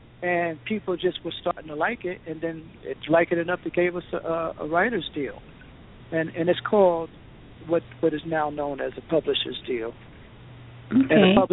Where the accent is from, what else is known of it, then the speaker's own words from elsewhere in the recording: East Orange, New Jersey, United States; moved away as an adult; also born or lived in Los Angeles; growing up in East Orange